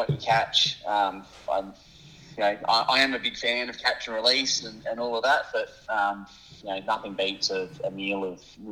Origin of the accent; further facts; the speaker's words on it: Adelaide foothills, South Australia, Australia; I grew up in the Adelaide foothills